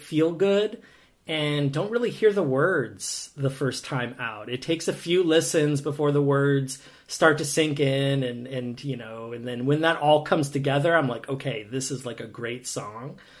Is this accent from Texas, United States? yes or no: no; Green Bay, Wisconsin, United States; moved away as an adult; also born or lived in Twin Cities, Minnesota / California / Prague, Czech Republic; now in Eugene, United States; I grew up in the upper Midwest, so I grew up in Green Bay, Wisconsin, and went to school in the Twin Cities, lived out in California, spent a year in Prague before landing in Oregon